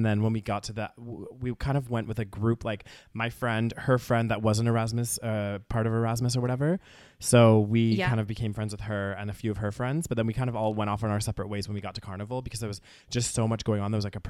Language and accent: English; Calgary, Alberta, Canada; from Calgary, especially like a very kind of, you know, nice sheltered little city, you know, that's, you know, all of these things.